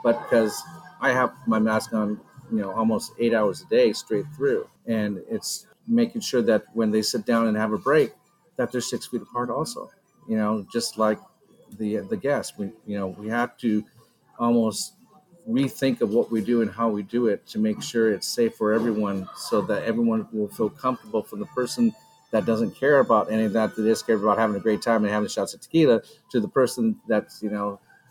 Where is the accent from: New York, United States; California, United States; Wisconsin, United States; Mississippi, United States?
California, United States; Carlsbad; I grew up there. So it actually was a great, all the way around, coming back to full circle, back to my hometown